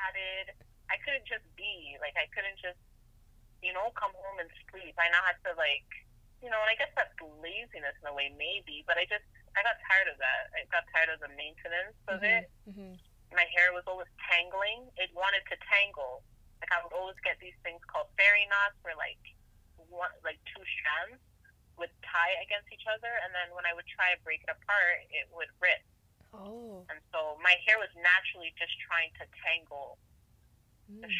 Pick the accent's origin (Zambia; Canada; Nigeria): Canada; I was born in Canada